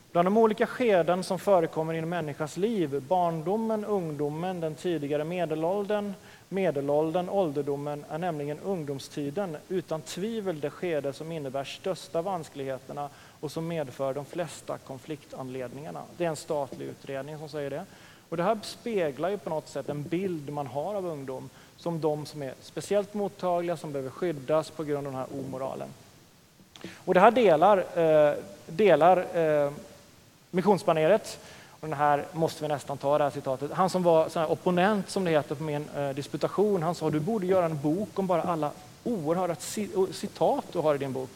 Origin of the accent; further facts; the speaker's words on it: Oskarshamn, Kalmar County, Sweden; also born or lived in Linköping; now in Örebro, Sweden; jag är från östkusten, som sagt, från Oskarshamns- Oskarshamn